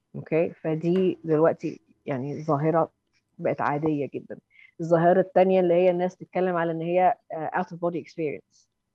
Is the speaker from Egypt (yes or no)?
yes; Egypt; now in London, United Kingdom; احنا كمصريين